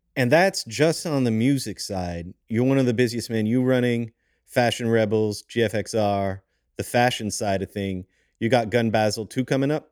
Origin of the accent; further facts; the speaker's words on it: Montreal, Quebec, Canada; I'm from Montreal